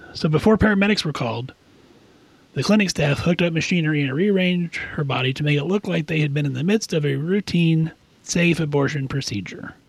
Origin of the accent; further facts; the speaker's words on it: Kansas, United States; I'm from Kansas